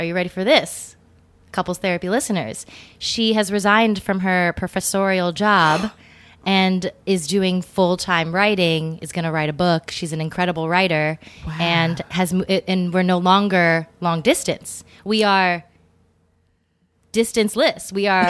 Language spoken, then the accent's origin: English; Erie, Pennsylvania, United States; I grew up in Erie, Pennsylvania, which is like Midwest light. You know, it had shades of the East Coast, but with like coloring of the Midwest.